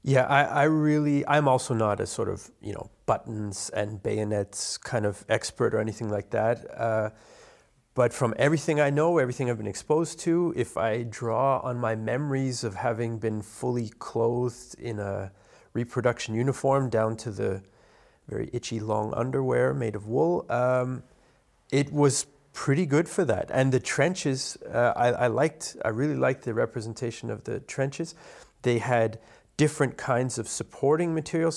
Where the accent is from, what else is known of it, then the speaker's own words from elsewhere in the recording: Canada; Being Canadian